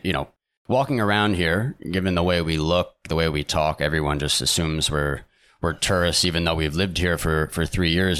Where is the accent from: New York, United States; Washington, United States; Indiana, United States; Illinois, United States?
New York, United States; New York area, United States; moved away as an adult; now in Torremolinos, Spain; we're originally from America, from the New York area, and we moved to Spain, the, southern Spain, uh, three years ago.